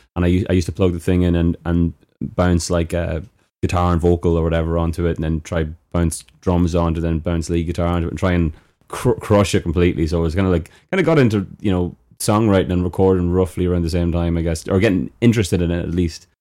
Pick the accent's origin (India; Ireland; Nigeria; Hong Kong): Ireland; Knockbridge, Leinster; I am from Knockbridge